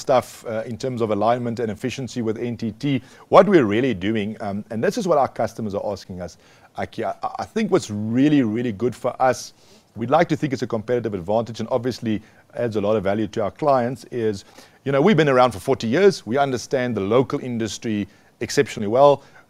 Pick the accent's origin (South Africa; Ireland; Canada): South Africa; as a South African